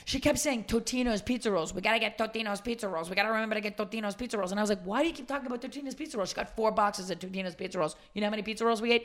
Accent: suburban Massachusetts, United States; When I was growing up in Suburban, Mass

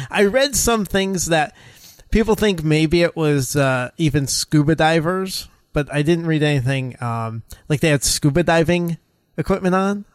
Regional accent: United States; Us as Americans

